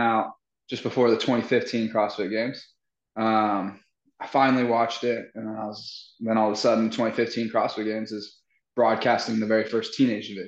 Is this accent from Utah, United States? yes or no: yes; Utah, United States; moved away; when we were back home in Utah